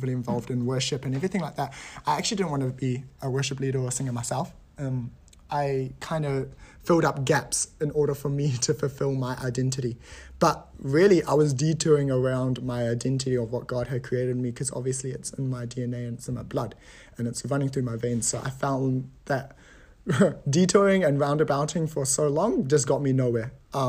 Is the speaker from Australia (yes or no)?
yes; Gold Coast, Queensland, Australia; I was born in Australia, so I was born in the Gold Coast. And kind of just grew from there